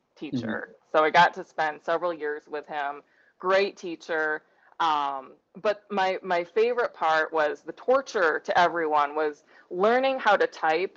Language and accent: English; Sturgis, United States; that's my hometown